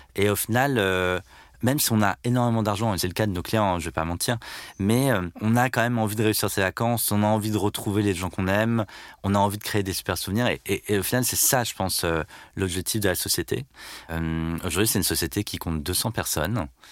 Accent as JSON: {"language": "French", "town": "Landerneau", "region": "Brittany", "country": "France", "tie": "born or raised there", "said": "Je suis né à Landerneau, dans le Finistère, il y a 36 ans. Je suis donc euh, breton"}